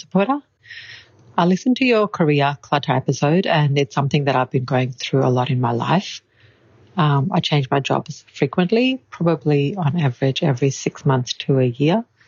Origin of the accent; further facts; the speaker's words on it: Brisbane, Queensland, Australia; I am from Brisbane in Queensland in Australia